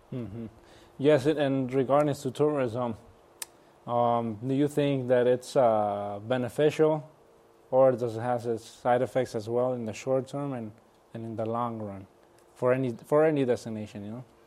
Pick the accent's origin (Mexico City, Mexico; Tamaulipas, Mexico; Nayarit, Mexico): Nayarit, Mexico; my hometown, my home state, Nayarit, in Mexico